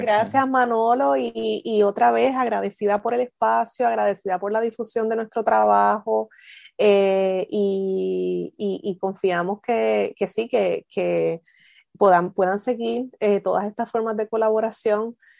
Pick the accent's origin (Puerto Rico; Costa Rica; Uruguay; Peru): Puerto Rico; Isabela; moved away as an adult; also born or lived in Mayagüez / Durham, North Carolina; originalmente soy de Isabela, pero, pero no tuve relación, o sea, sí tuve, pero muy poquita, muy escasa, relación con la costa, a pesar de que crecí en Isabela